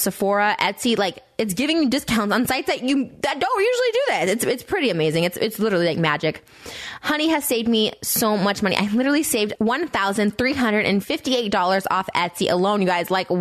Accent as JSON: {"language": "English", "area": "Winnebago, Pecatonica", "region": "Illinois", "country": "United States", "tie": "born or raised there", "moved": "yes", "said": "we grew up in towns like Winnebago, Pecatonica, Dakota"}